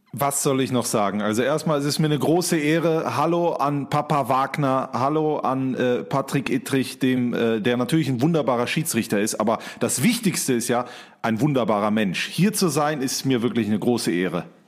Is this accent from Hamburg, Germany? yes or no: no; Mönchengladbach, North Rhine-Westphalia, Germany; bei mir in Mönchengladbach, wo ich aufgewachsen bin